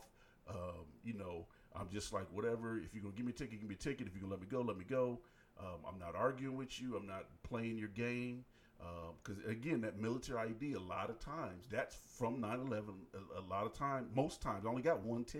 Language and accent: English; Indiana, United States; moved away as an adult; also born or lived in Fort Wayne, Indiana; I moved back here to Indiana